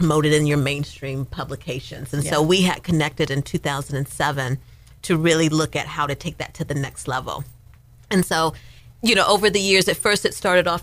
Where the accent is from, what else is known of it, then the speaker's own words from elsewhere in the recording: outside Chicago, Illinois, United States; moved away as an adult; now in California, United States; I'm actually from outside Chicago, born and raised